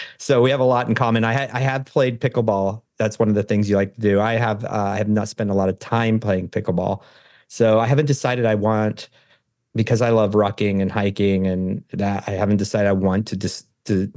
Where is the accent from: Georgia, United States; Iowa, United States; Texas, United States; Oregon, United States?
Oregon, United States; I'm from Oregon and it's old growth forest.